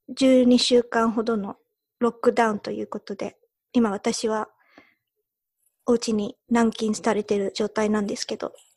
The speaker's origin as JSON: {"language": "Japanese", "country": "United Kingdom", "tie": "born or raised there", "also_born_or_lived": "Japan", "moved": "yes", "said": "日本生まれイギリス育ちの2人がロンドンと東京からお送りする"}